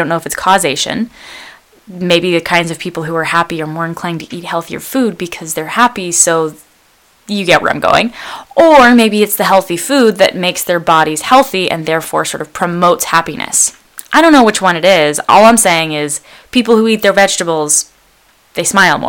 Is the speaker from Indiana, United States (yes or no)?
no; Bay Area, California, United States; I was born in the Bay Area of California in a place that's relatively safe